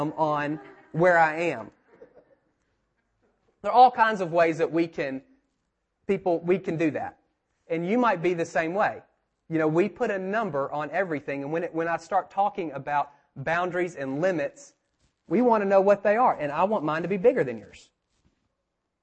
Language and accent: English; United States; I grew up over here in Park Manor off of Kennesaw Avenue by the mountain